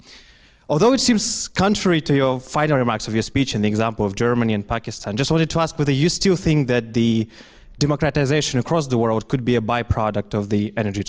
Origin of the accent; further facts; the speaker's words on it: Kazakhstan; now in London, United Kingdom; I'm an undergraduate student here at LSE. I'm from Kazakhstan, oil-rich country.